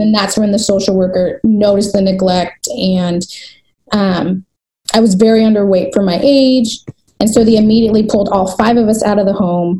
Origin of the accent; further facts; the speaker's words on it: United States; I'm back into my hometown where I live now, and it's very diverse. It's one of the diverse, most diverse cities in America